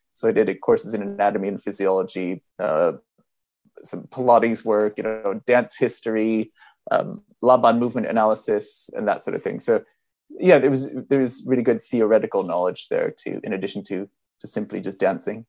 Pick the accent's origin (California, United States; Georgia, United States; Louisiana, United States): California, United States; moved away as an adult; now in London, United Kingdom; I'm actually originally from California